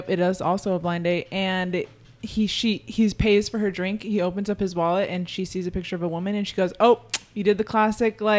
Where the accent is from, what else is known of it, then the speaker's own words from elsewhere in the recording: San Diego, California, United States; Yeah, I'm from San Diego, born and raised.